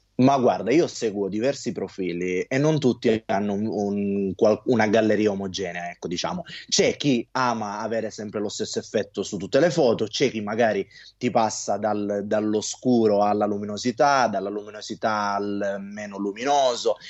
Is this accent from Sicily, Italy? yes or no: yes; Sicily, Italy; da buon siciliano